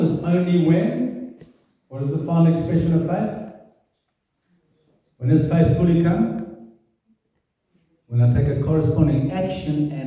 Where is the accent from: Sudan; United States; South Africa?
South Africa; I am born South African, but I'm not South African